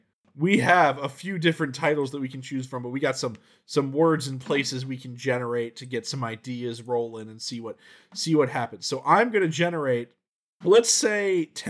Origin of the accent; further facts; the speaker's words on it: Georgia, United States; I'm a Catholic from Georgia